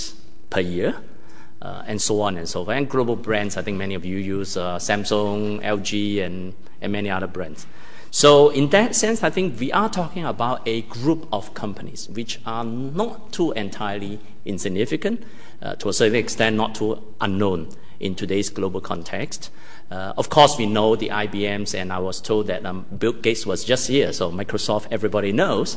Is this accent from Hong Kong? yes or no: yes; Hong Kong; moved away as an adult; now in Singapore; I grew up in Hong Kong